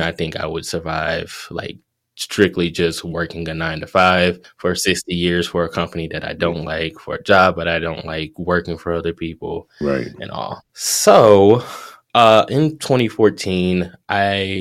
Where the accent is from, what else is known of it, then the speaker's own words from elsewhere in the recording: Detroit, Michigan, United States; Detroit, which is where I'm from